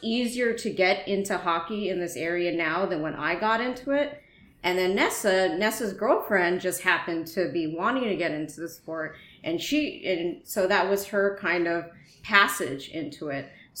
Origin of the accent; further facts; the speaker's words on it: Bay Area, California, United States; also born or lived in Texas; I spent majority of my childhood growing up in the Bay Area